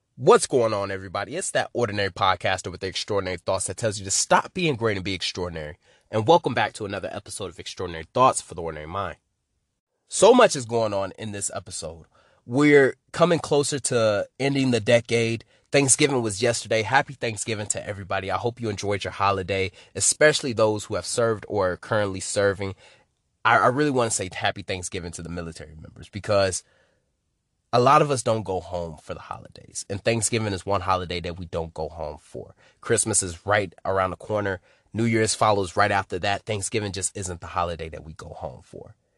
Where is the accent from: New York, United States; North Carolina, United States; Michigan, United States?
Michigan, United States; Detroit; I'm from Detroit, Michigan.